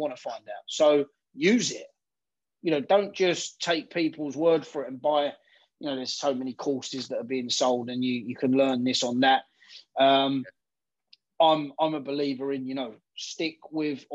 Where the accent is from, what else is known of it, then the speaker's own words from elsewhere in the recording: United Kingdom; We're British.